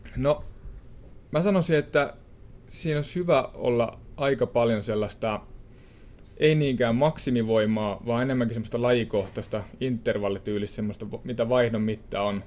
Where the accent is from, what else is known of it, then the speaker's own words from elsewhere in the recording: Suonenjoki, North Savo, Finland; moved away; mä oon Suonejoelta pieni pitäjä